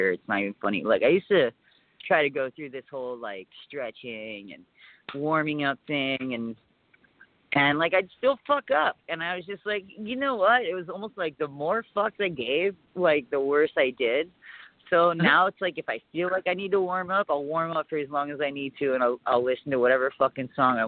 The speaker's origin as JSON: {"language": "English", "region": "Hawaii", "country": "United States", "tie": "born or raised there", "also_born_or_lived": "San Francisco, California", "moved": "yes", "said": "Where I grew up in Hawaii, like, we have all the seasons."}